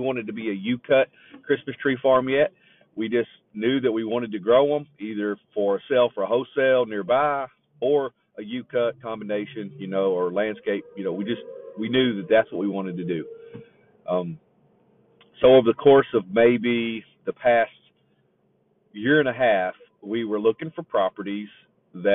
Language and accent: English; Raywick, Kentucky, United States; moved away as an adult; I'm from Raywick, Kentucky